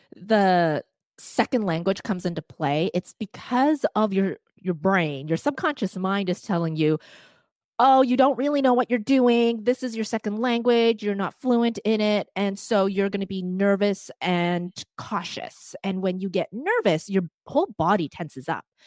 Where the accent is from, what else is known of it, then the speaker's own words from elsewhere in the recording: Vancouver, British Columbia, Canada; first language Cantonese; English is a second language; I grew up in Vancouver, again, in Chinatown